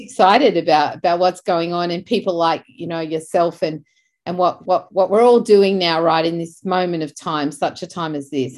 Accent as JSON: {"language": "English", "town": "Beverly Hills", "region": "New South Wales", "country": "Australia", "tie": "born or raised there", "said": "I grew up in Beverly Hills in Australia"}